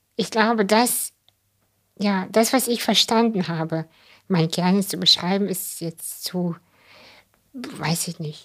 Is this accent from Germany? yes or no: no; Kazakhstan; moved away; ich bin ja in Kasachstan geboren